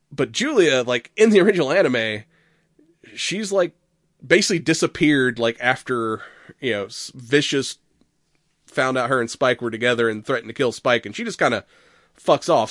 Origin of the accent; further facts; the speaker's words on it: United States; I'm American